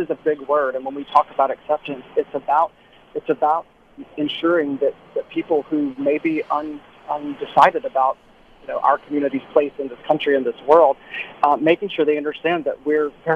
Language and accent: English; South Carolina, United States; I grew up in the South. I grew up in South Carolina